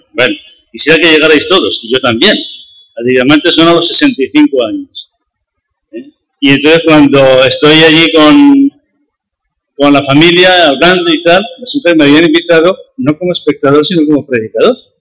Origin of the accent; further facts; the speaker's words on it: Medina del Campo, Castile and León, Spain; Yo nací en Medina del Campo, he vivido salvo año y medio fue, eh, siempre en Medina del Campo